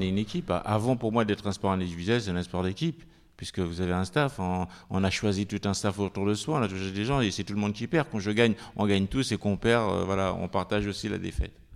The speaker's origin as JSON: {"language": "French", "country": "France", "tie": "born or raised there", "also_born_or_lived": "French Antilles", "said": "je suis arrivé, j'avais six ans en, métropole, je suis venu rejoindre mon père, j'ai vécu en banlieue"}